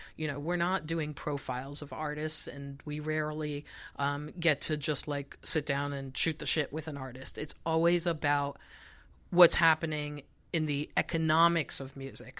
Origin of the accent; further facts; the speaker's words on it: Israel; moved away; I grew up in Israel, so I got a lot of my pop music from Europe